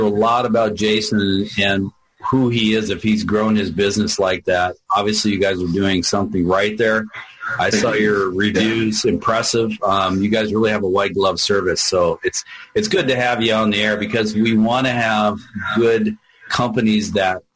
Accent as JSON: {"language": "English", "town": "Olympia", "region": "Washington", "country": "United States", "tie": "born or raised there", "said": "I grew up in Olympia"}